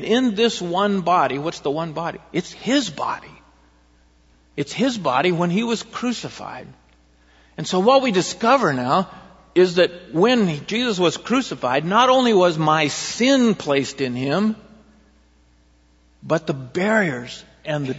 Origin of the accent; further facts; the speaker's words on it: Eugene, Oregon, United States; also born or lived in Springfield, Oregon; I grew up in Eugene when I was young